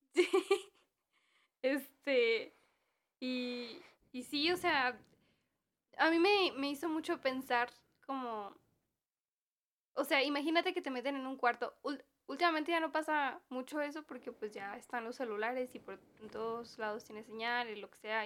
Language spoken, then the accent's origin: Spanish; Mexico; sí soy bien mexicana